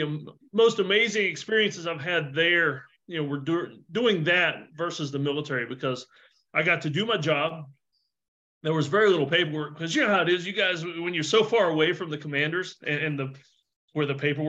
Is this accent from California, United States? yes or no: no; Myrtle Beach, South Carolina, United States; I grew up in Myrtle Beach, South Carolina, which sounds really nice, but it's a very redneck vacation destination.